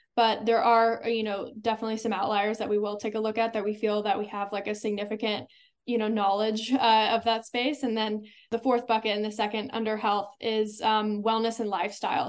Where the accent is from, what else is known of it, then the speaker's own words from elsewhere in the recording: Silicon Valley, California, United States; growing up in the Silicon Valley